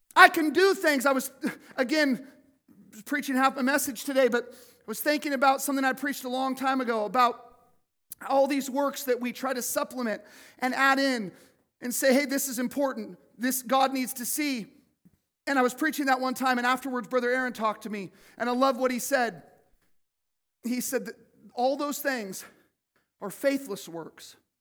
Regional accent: Cottonwood, United States; I grew up in Cottonwood

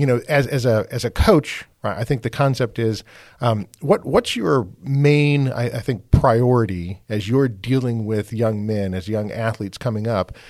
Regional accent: Wisconsin, United States; I grew up in Wisconsin

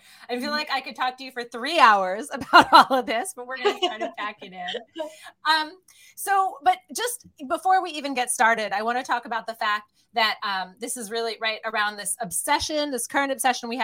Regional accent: United States; accent: American; I have a horrific American accent.

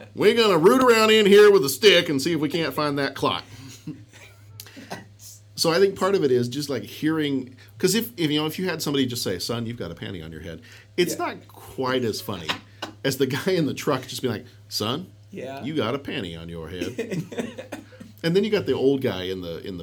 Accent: the South, United States; I'm from the South.

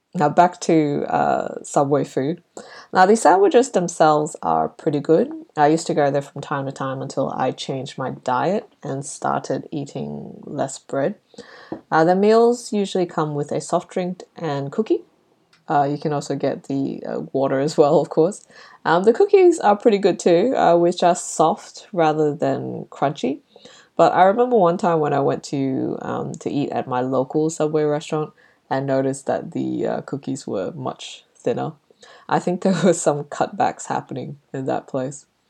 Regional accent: Brunei; moved away; when I was growing up in Brunei

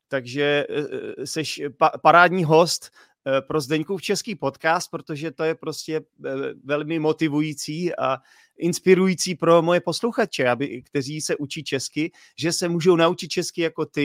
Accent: Poděbrady, Central Bohemian Region, Czechia; My, my, já jsem teda z Poděbrat, jestli víš, kde jsou Poděbrady.

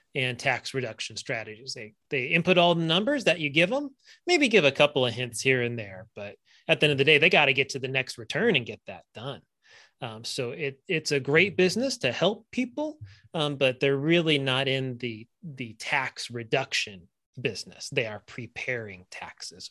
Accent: California, United States; I grew up in California.

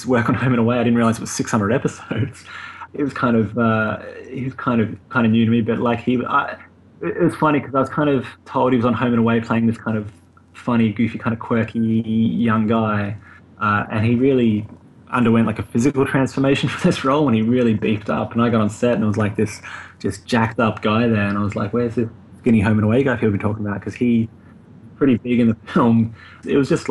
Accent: Australia; moved away as an adult; now in London, United Kingdom; I'm Australian, but I am kind of, I don't know, came over to London for a couple of months and ended up kind of staying here, I guess, semi-permanently now.

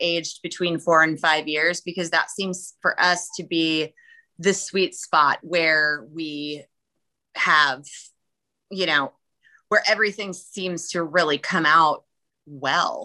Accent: Minnesota, United States; moved away; I'm originally a Minnesotan

